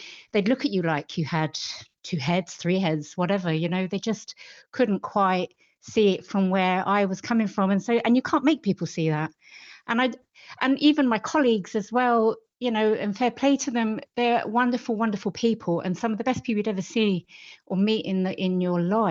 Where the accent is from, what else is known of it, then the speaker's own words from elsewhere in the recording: London, United Kingdom; moved away as an adult; also born or lived in west of Ireland; now in Ireland; I was born in London, but we moved here. We live in Kilchmyre, the west of Ireland, and we moved here about 20 years ago now